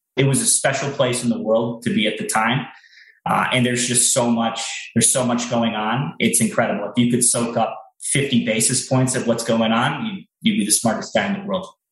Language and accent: English; United States; moved away as an adult; also born or lived in Bermuda / Hong Kong / Beijing; us being American